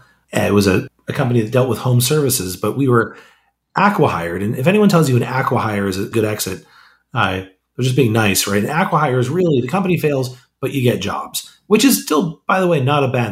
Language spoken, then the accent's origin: English; Modesto, California, United States; I grew up in a city called Modesto, is in the middle of Central California